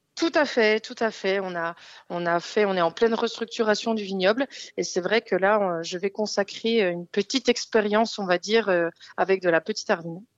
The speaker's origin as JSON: {"language": "French", "region": "Bourgogne-Franche-Comté", "country": "France", "tie": "born or raised there", "also_born_or_lived": "Paris", "said": "la, la Franche-Comté, c'est ma ma région natale"}